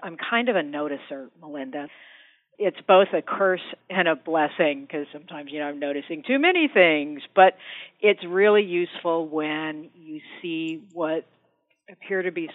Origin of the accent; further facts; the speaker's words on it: suburb south of Denver, Colorado, United States; I grew up in Colorado, not like up in the mountains, but in this sort of average suburb south of Denver